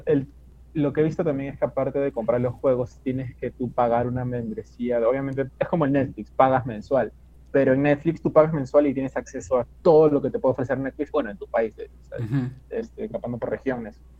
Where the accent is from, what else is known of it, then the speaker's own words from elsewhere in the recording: Peru; yo soy acá de Perú